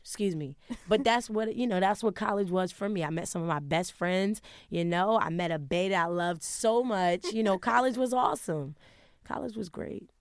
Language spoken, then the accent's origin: English; Wilmington, Delaware, United States; now in Harlem, New York, United States; growing up in Wilmington, it was rough